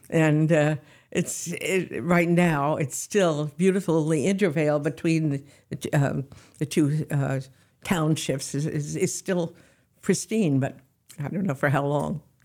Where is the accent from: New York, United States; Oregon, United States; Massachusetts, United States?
New York, United States; New York City; also born or lived in Yarmouth, Maine; I was born in New York